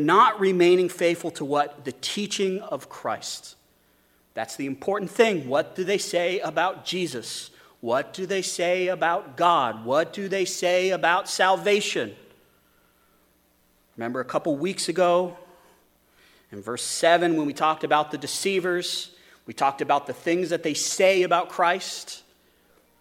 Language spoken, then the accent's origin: English; Wyoming, United States; Growing up in Wyoming, there's a lot of sheep